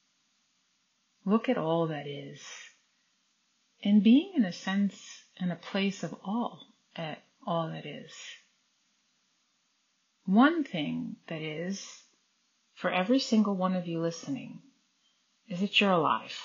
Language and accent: English; United States; Growing up, I grew up in the United States